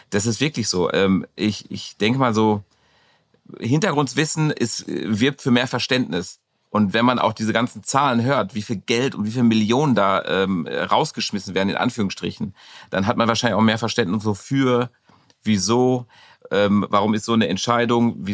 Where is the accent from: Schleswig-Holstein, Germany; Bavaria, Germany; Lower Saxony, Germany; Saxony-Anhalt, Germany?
Bavaria, Germany; Munich; bin ja Münchner Madel.